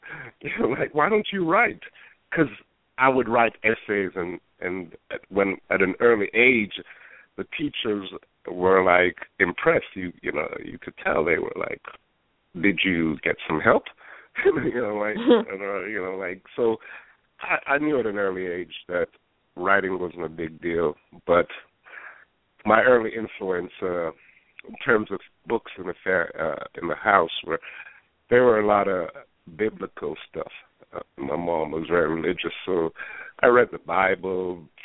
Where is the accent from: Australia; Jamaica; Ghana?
Jamaica; Kingston; moved away; also born or lived in New York, United States; I was born in Jamaica, Kingston, and we did the British system